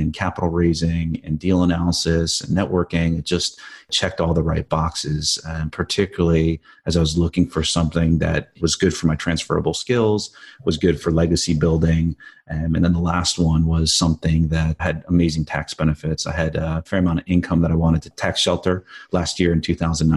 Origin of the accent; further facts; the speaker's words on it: New Jersey, United States; I grew up in the East Coast in New Jersey